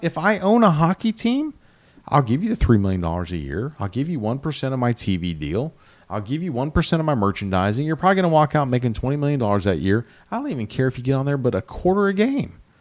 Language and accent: English; Midwest, United States; I grew up in the Midwest